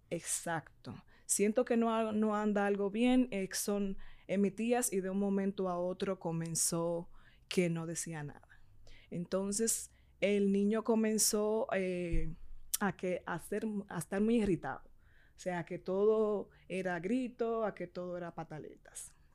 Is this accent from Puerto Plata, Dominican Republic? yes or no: yes; Puerto Plata, Dominican Republic; yo soy de Puerto Plata